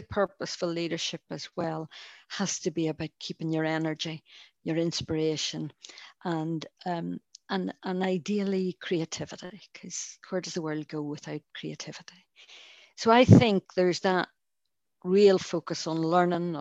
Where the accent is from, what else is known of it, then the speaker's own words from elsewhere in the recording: Northern Ireland, United Kingdom; accent: Irish; now in Scotland, United Kingdom; I found growing up in Northern Ireland